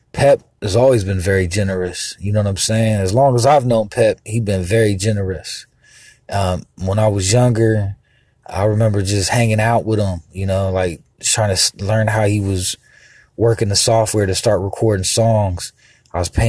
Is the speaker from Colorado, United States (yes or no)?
no; Columbus, Ohio, United States; also born or lived in Miami, Florida; Columbus, Ohio. And even though I was born in Miami, Florida, I was raised here